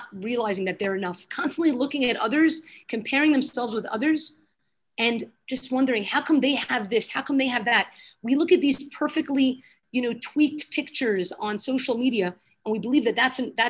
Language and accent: English; New York City, New York, United States; moved away as an adult; now in Jerusalem, Israel; I was born in Brooklyn, lived there my whole life